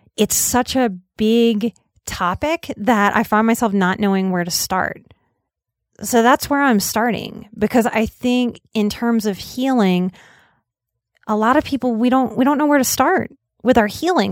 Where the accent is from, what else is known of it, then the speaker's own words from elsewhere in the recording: New Orleans, Louisiana, United States; I also had the mixed messaging of growing up in New Orleans